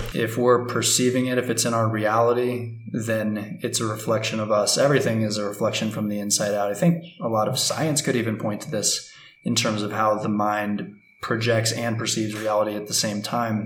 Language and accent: English; United States; moved away as an adult; now in Ecuador; growing up in U.S. culture